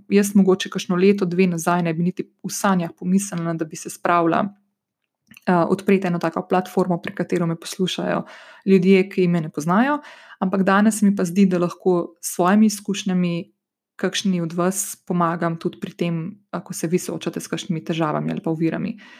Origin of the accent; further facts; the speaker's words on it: Slovenia; prihajam iz Slovenije